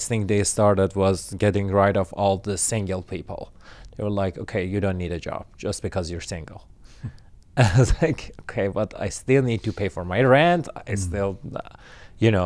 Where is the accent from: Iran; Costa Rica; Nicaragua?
Iran; English is a second language; moved away as an adult; also born or lived in Turkey; now in Toronto, Canada; I grew up in Iran. I spent 26 years of my life there